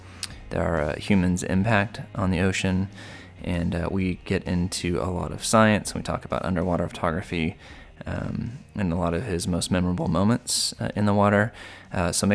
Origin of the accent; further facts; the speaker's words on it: Missouri, United States; I was from Missouri, so I wasn't near the water.